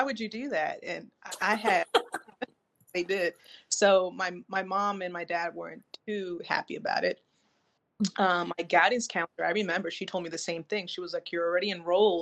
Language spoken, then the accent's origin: English; Elizabeth, New Jersey, United States; also born or lived in California; I was raised in Elizabeth, New Jersey